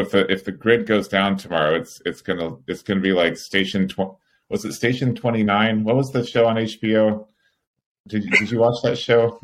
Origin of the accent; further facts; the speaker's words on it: California, United States; as a Californian